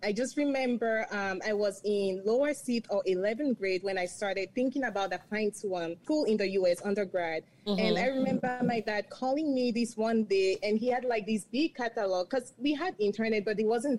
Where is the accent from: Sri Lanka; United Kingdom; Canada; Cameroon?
Cameroon; moved away as an adult; now in United States; being born and raised in Cameroon